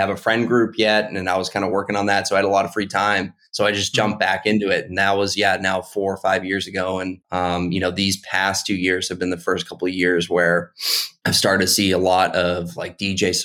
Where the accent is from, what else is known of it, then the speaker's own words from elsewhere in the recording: Boston, Massachusetts, United States; now in Charleston, United States; I come from Boston, Massachusetts, and now I live in Charleston, South Carolina